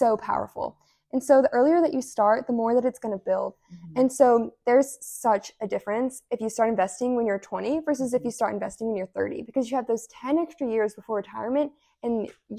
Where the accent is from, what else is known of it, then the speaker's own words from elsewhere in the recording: Providence, Kentucky, United States; moved away as an adult; now in Oxford, United States; I'm initially from Providence, Kentucky, but I currently live in Oxford.